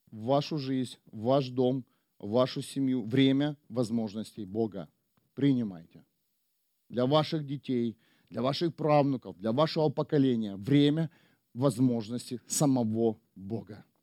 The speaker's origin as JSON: {"language": "Russian", "country": "Ukraine", "lives_now": "Germany", "said": "Бог привел меня в Германию. Мы приехали из Украины"}